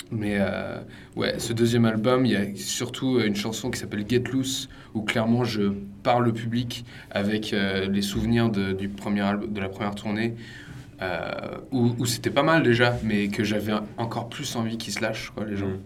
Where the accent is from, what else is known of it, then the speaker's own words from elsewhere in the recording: Jersey; moved away; also born or lived in Vendée; moi je suis de Jersey, britannique.